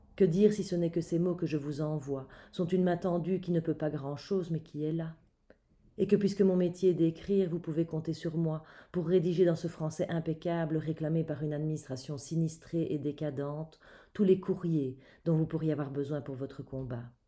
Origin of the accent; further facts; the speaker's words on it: Belgium; je suis belge et fière de l'être